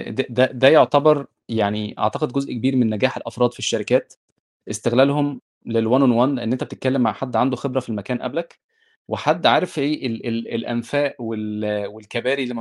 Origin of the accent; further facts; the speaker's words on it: Egypt; moved away as an adult; انا ده ده حقيقي انا اول ما جيت من مصر